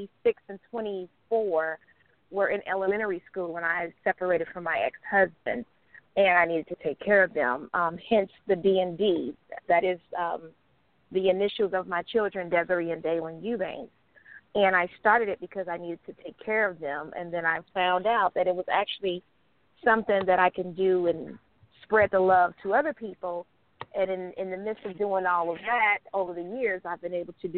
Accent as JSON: {"language": "English", "town": "Gary", "region": "Indiana", "country": "United States", "moved": "as an adult", "lives_now": "Atlanta, United States", "said": "I'm originally from Gary, Indiana."}